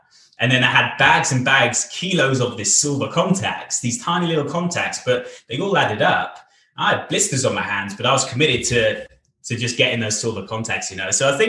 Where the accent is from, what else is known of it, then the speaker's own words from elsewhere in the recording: Bath, South West England, United Kingdom; now in Wales; And we moved from Bath, my home city in England. We moved over to Wales. So over to Cardiff in Wales, the capital city of Wales